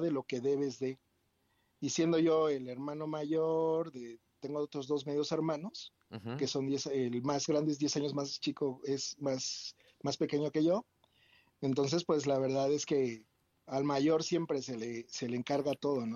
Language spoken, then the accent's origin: Spanish; State of Mexico, Mexico; moved away; also born or lived in Querétaro / Puerto Vallarta / Riviera Maya / Cancún; yo nací en el Estado de México y pues soy hijo único